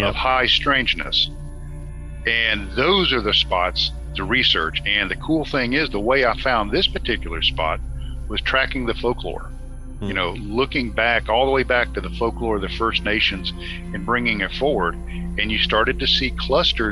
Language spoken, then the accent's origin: English; Norcross, Georgia, United States; I grew up in Gwinnett County, right on the line of DeKalb County, in the Norcross area